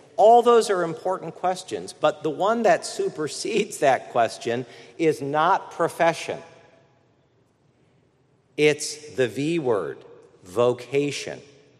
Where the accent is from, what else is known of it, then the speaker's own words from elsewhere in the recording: Midwest, United States; born there; also born or lived in Washington, D.C.; By the way, I'm a Midwesterner by birth.